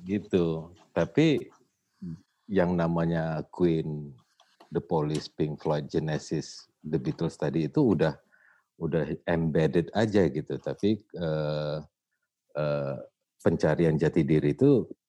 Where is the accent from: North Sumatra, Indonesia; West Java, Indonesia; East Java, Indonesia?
North Sumatra, Indonesia; Medan; gue datang dari Medan hmm. keluarga gue gua kecil di Medan gitu bertumbuh besar di Medan